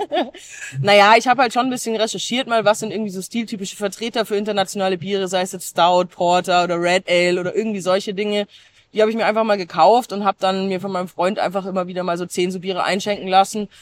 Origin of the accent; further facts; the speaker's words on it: Germany; bei uns in Deutschland